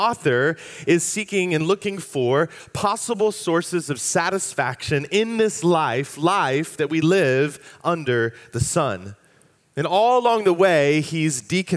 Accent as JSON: {"language": "English", "area": "Fairfax County", "region": "Virginia", "country": "United States", "tie": "born or raised there", "said": "I grew up in Fairfax County. My family moved to the area when I was just about to turn 4 years old, and so I spent my years in school in Fairfax County Public Schools K through 12"}